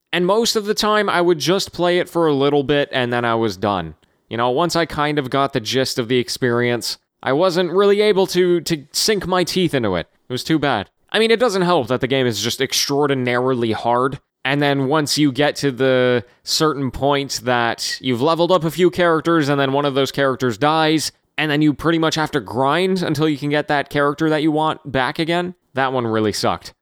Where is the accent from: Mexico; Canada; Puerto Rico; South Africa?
Canada; as a Canadian, as as the neighbors to the north of the Americans